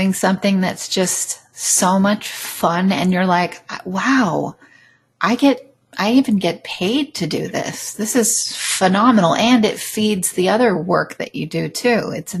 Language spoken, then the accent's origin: English; California, United States; moved away; my home state in California where I grew up.